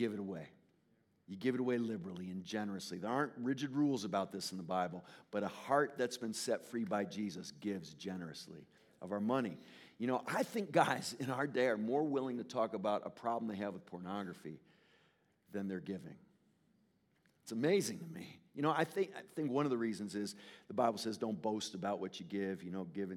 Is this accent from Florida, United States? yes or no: no; Connecticut, United States; I'm from Connecticut. I grew up in Connecticut